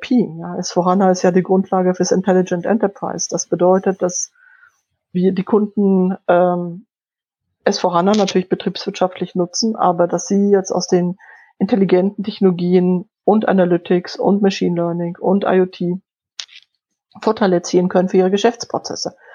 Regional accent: Poland; first language Polish; German is a second language; Ich bin in, in Polnisch aufgewachsen. Ich habe Deutsch recht spät gelernt.

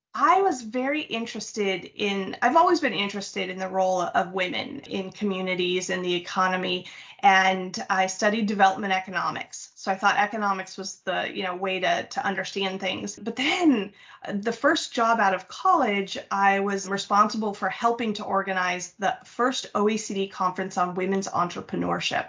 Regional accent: United States; also born or lived in Mexico; that's why I was raised in the States

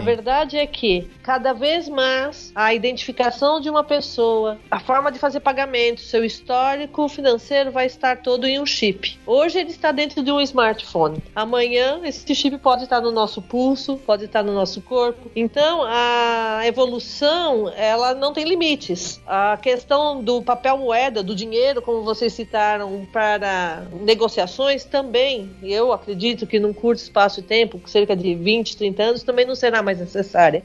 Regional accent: Brazil; esse foi o preço que nós pagamos como brasileiros

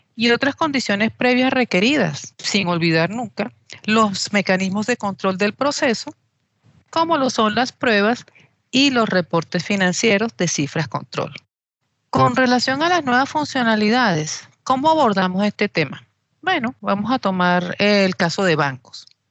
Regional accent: Venezuela; soy venezolana

